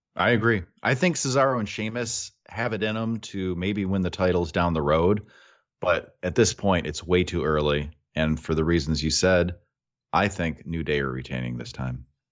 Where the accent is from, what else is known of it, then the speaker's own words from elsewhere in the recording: United States; we're from America